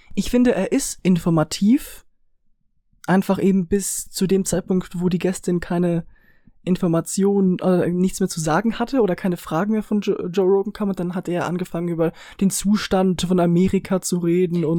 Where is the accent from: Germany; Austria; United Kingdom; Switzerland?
Switzerland; accent: Swiss German; Wir sind Schweizer, wir reden Schweizerdeutsch